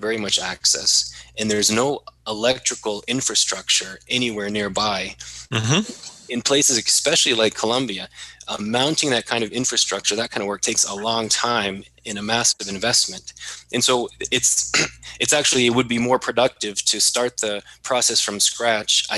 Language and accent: English; Maine, United States; my home state is Maine